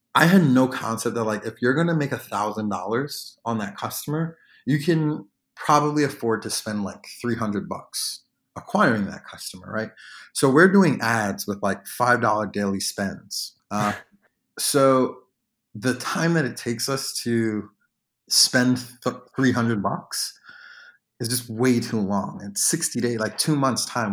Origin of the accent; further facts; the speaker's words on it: New York, United States; moved away as an adult; now in Washington, D.C. area, United States; I'm originally from New York, but I moved to the D M V. uh, to go to the University of Maryland